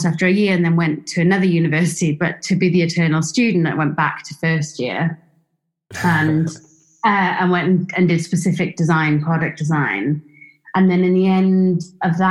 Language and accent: English; Swansea, Wales, United Kingdom; Swansea was a small town, so I was from Wales.